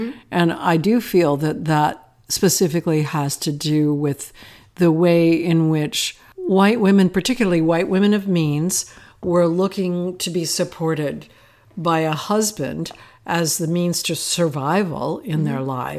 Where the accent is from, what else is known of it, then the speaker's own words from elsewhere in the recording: Akron, Ohio, United States; growing up in North America, I grew up in a working class situation in Akron, Ohio.